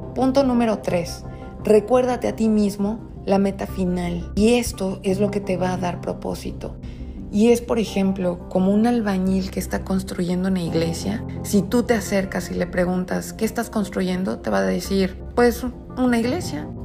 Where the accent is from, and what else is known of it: Mexico